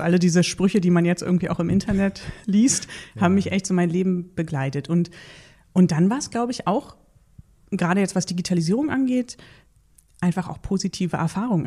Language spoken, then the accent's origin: German; Berlin, Germany; ich bin in, in Berlin-Spandau groß geworden